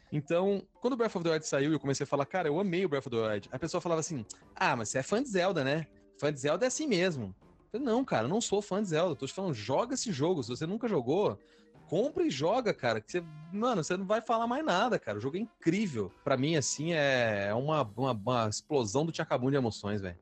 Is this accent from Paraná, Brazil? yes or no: yes; Londrina, Paraná, Brazil; moved away as an adult; já faz cinco anos, cara, que eu saí de Londrina e tudo, e isso não cai a ficha. Na minha cabeça, eu ainda tô lá, morando com a minha mãe, na padaria